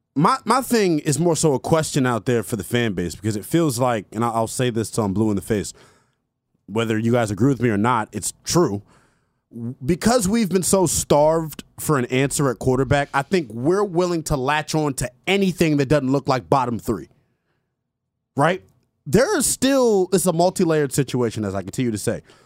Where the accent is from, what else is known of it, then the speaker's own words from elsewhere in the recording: Montgomery County, Maryland, United States; I'm from Montgomery County